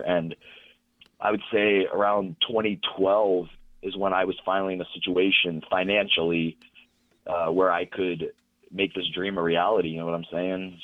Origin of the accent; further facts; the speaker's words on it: Pittsburgh, Pennsylvania, United States; right here, Pittsburgh